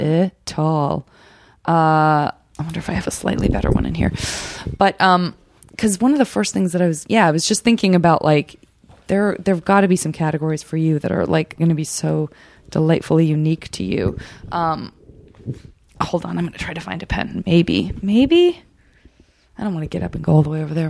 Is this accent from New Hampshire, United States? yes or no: no; Arizona, United States; I'm from Arizona